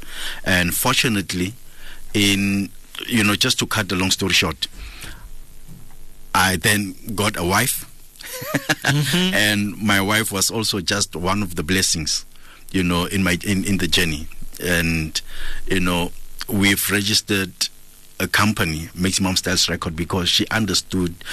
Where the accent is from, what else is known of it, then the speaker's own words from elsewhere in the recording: Kimberley, Northern Cape, South Africa; moved away as an adult; now in Gauteng, South Africa; I'm from Kimberley, you know, the hood that I was raised in was full of reggae music lovers